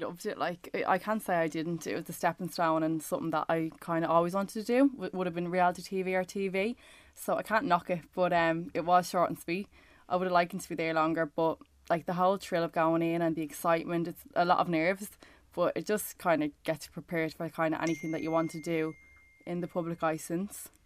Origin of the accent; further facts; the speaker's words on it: Ireland; being Irish